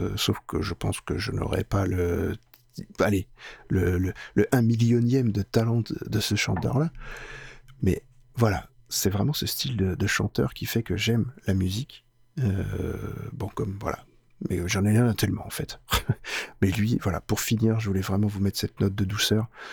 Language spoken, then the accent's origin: French; France; chez nous en France